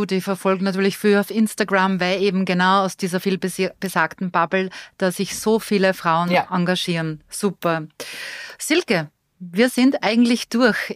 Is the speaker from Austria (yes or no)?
yes; Austria; Innsbruck halte ich als Österreicherin genau drei Tage aus, dann kriege ich wirklich Platzangst.